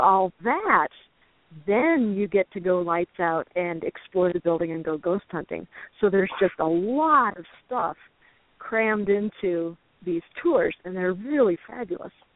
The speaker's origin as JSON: {"language": "English", "town": "Chicago", "region": "Illinois", "country": "United States", "tie": "born or raised there", "moved": "yes", "lives_now": "Illinois River area, United States", "said": "I grew up in the Chicago suburbs, which is uh-huh. two and a half hours north of here."}